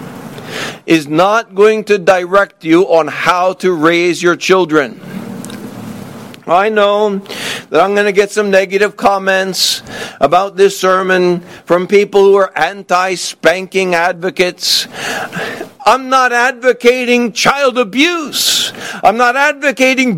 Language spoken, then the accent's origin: English; the South, United States; moved away as an adult; I grew up in the South